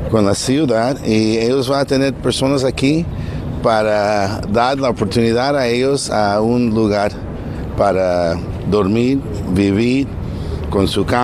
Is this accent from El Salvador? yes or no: yes; El Salvador; now in Los Angeles, United States; que regresamos a nuestro parque, donde venimos cuando venimos de nuestros países, de Centroamérica, yo vine de El Salvador, y se siente bonito que eso está siendo revitalizado.